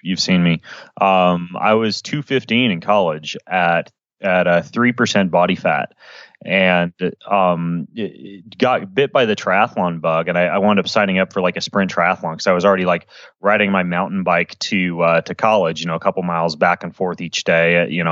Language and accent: English; Idaho, United States; moved away; also born or lived in Washington; I grew up in Idaho